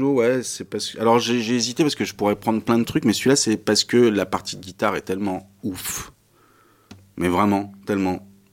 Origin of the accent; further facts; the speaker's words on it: Issy-les-Moulineaux, Île-de-France, France; je suis un espagnol d'ici des Moulineaux